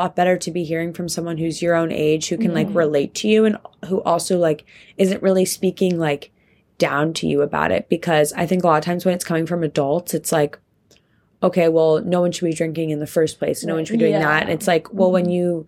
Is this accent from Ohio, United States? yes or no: no; Pennsylvania, United States; I'm from Pennsylvania